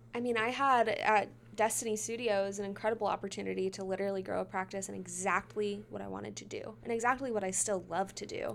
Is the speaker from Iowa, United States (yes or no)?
no; Midlothian, Texas, United States; born or raised there